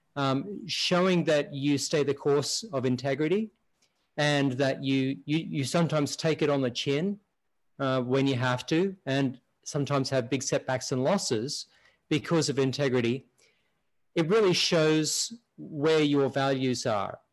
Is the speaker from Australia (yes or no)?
yes; Australia; moved away as an adult; now in United States; I'm originally from Australia and um, I've been in the US now around 25 years. So about half my lifetime.